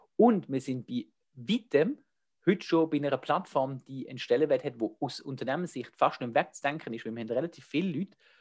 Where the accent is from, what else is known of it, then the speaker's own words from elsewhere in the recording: Switzerland; accent: Swiss German; ich rede Schweizerdeutsch